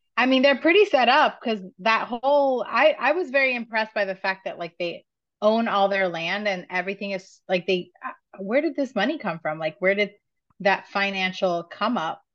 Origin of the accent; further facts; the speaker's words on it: New York City, New York, United States; as a New Yorker